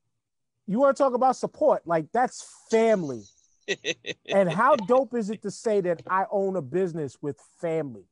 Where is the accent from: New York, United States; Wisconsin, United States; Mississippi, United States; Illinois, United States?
New York, United States; New York City; I'm from Staten Island